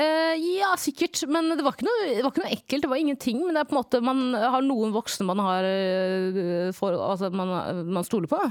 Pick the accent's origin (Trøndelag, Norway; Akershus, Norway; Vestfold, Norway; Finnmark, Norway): Vestfold, Norway; Stokke; jeg er fra Stokke